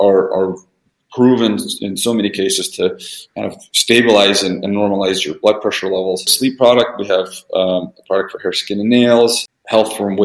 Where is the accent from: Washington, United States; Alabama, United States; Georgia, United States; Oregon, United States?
Washington, United States; Vancouver; English is a second language; we're actually in Washington State, in a city called Vancouver, Washington